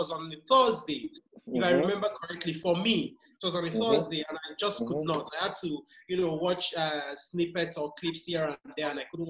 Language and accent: English; Nigeria; I'm Nigerian, I live in Africa